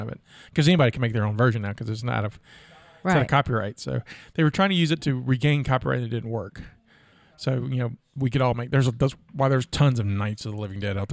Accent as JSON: {"language": "English", "region": "the South", "country": "United States", "tie": "born or raised there", "said": "Growing up in the South"}